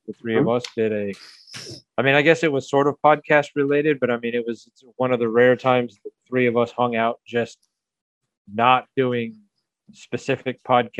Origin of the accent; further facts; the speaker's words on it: Atlanta, Georgia, United States; now in Milwaukee, United States; growing up in Atlanta where, you know, traffic is the norm